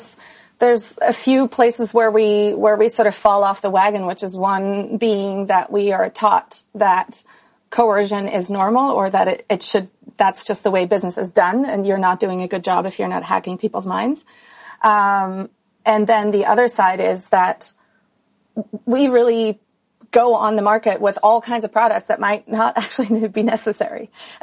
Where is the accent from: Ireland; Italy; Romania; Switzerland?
Switzerland; moved away as an adult; I grew up in Switzerland, went to school there, did everything there, and then started traveling when I was 18.